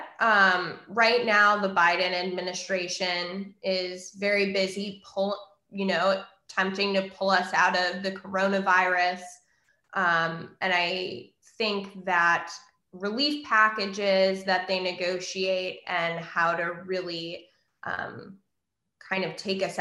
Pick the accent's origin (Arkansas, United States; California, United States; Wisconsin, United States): Wisconsin, United States; Point Beach Nuclear Plant in Wisconsin, which is where I grew up